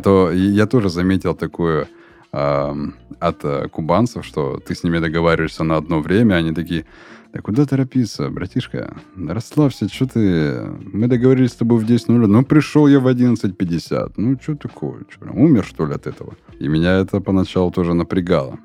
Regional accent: Surgut, Khanty-Mansi Autonomous Okrug, Russia; мой родной город Сургут

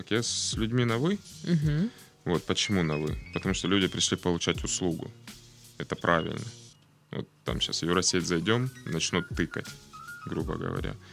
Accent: Krasnodar, Krasnodar Krai, Russia; Отсюда, Краснодар.

